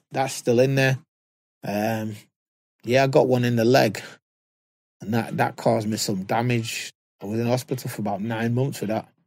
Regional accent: Manchester, North West England, United Kingdom; I'm from Moss

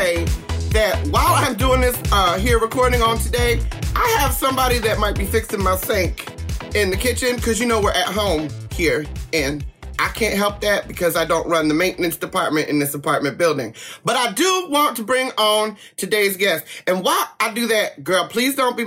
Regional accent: New Jersey, United States; now in West Coast, United States; I'm from Jersey

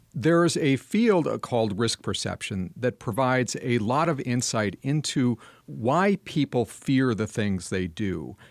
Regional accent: Madison, Wisconsin, United States; my hometown of Madison, Wisconsin

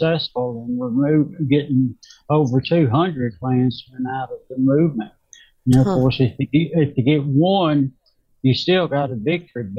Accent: Mississippi Delta, United States; also born or lived in Memphis, Tennessee; I was born in Mississippi Delta, where the music was blues music

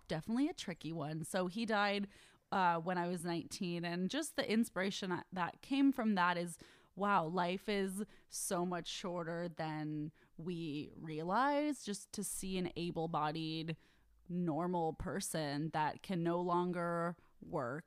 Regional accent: Bay Area, California, United States; I'm from the Bay Area

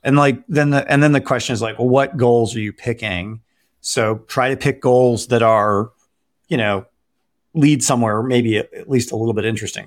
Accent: Detroit, Michigan, United States; I grew up in Detroit

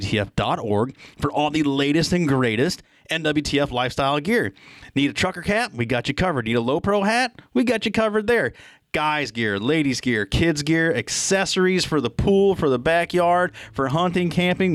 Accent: New Hampshire, United States; here locally in my home state of New Hampshire

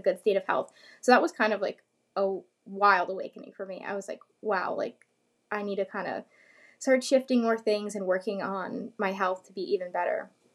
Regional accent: New York, United States; I'm from New York

